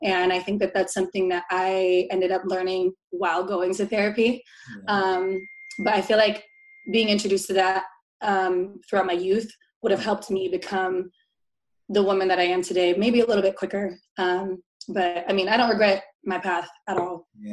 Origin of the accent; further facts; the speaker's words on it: Tacoma, Washington, United States; now in Seattle, United States; I am a co host for a talk show that we brought to my hometown in Tacoma